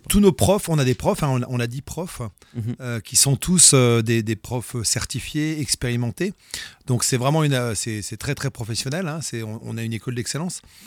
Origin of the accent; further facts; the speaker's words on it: France; first language French; nous, en tant que Français, on est Français